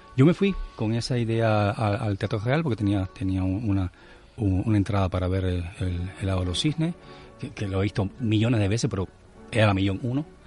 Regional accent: Cuba; moved away; como buen cubano

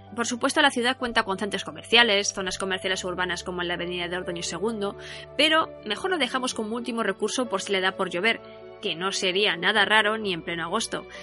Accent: Valencian Community, Spain; also born or lived in León / Asturias; Siempre digo que soy valenciana de D N I, porque nací aquí, aunque en el fondo todo mi ser es del norte

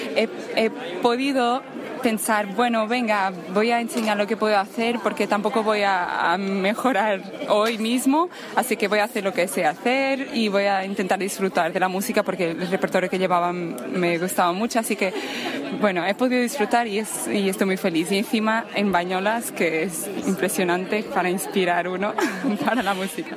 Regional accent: Barcelos, Norte, Portugal; moved away; Soy de Barcelos, que está al norte de Portugal, arriba de Oporto

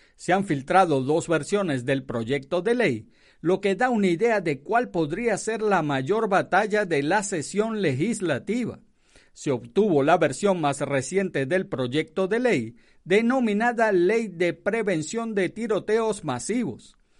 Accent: Venezuela; now in United States; donde nací, que es Venezuela

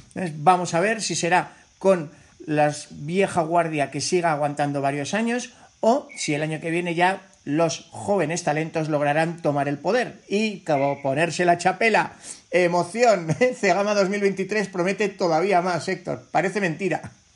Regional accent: Navarre, Spain; siendo navarro

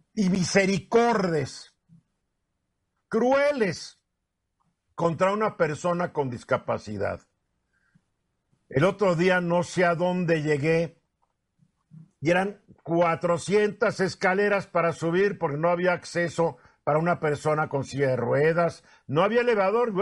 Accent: Mexico; somos machos mexicanos

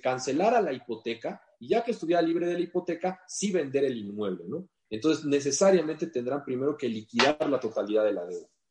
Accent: Mexico

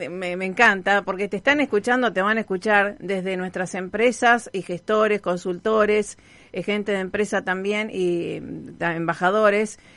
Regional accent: Rosario, Santa Fe, Argentina; Este, y nos orgullece como rosarino, te digo, eh, Gabriel.

